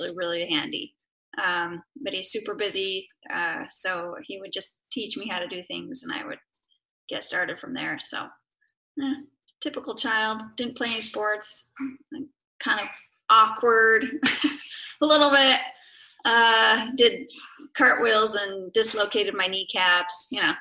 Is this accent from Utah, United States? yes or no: yes; northern Utah, United States; moved away as an adult; now in Hawaii, United States; I was raised in Utah, northern Utah.